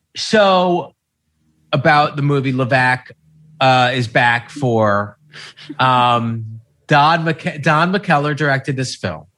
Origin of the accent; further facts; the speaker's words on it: United States; as an American